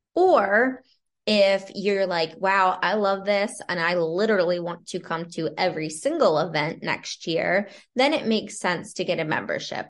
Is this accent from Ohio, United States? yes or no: no; Lancaster County, Pennsylvania, United States; moved away as an adult; now in Towson, United States; I grew up in Lancaster County, Pennsylvania, in a small town, moved to Maryland right after graduating from college